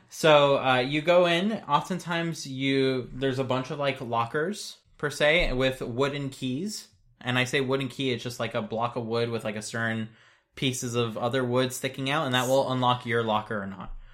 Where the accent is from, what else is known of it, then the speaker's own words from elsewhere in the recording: United States; as an American